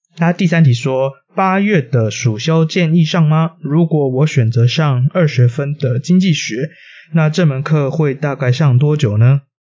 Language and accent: Chinese; Taiwan; 我们这个团队，呃，大家都是台湾人